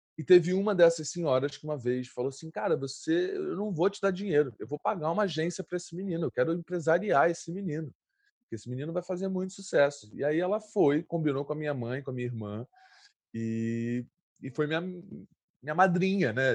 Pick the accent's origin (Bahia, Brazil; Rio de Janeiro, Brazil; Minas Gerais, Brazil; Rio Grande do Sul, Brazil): Rio de Janeiro, Brazil; eu, eu, cresci no Santa Marta, né? Um lugar, uma, uma comunidade